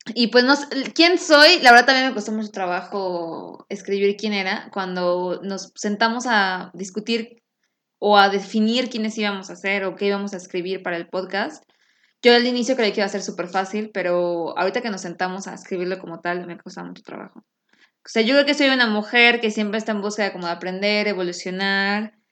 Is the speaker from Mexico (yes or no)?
yes; Mexico City, Mexico; now in Houston, United States; soy mexicana de la Ciudad de México, que la amo con todo mi corazón, pero yo vivo en Houston